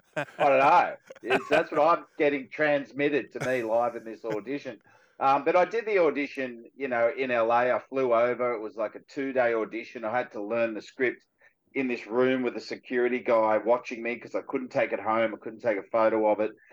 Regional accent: Cronulla, New South Wales, Australia; this is where I grew up in Cronulla

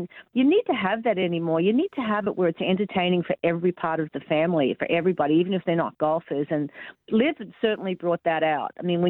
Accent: Tampa, Florida, United States; I go to a lot of PGA events, and we have one in my hometown in America in Tampa.

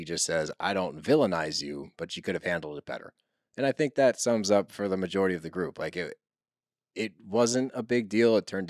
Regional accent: Texas, United States; Just kidding. But I'm from Texas. That's why I made the joke.

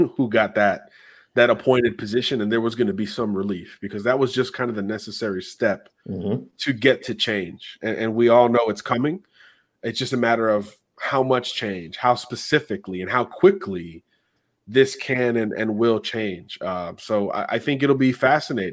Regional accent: Miami, Florida, United States; I'm from Miami.

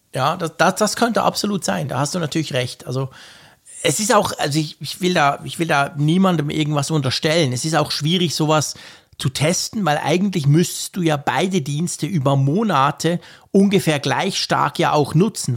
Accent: Switzerland; bei uns in der Schweiz

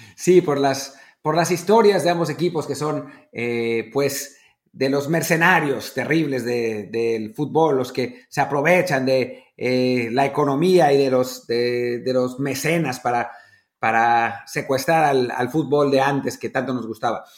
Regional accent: Mexico; como mexicanos

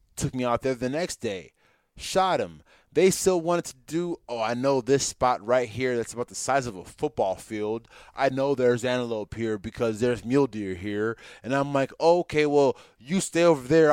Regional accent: San Jose, California, United States; also born or lived in Hayward; I grew up in East San Jose

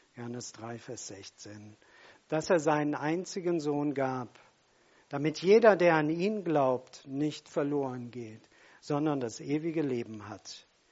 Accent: Germany; Wir sind Deutsche.

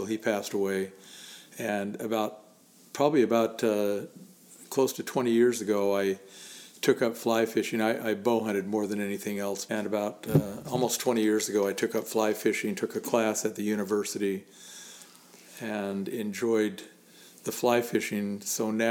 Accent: Northern California, United States; moved away as an adult; now in Provo, United States; I grew up in Northern California

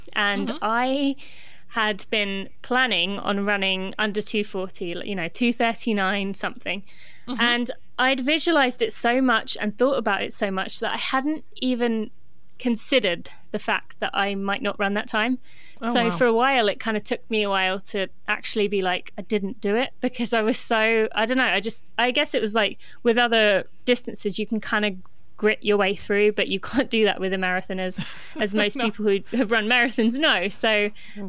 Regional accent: England, United Kingdom; moved away as an adult; now in Lexington, United States

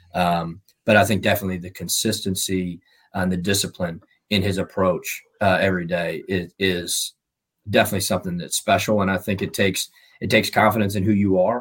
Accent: Virginia, United States; moved away as an adult; also born or lived in North Carolina / Louisiana; now in Baton Rouge, United States; I'm from Virginia

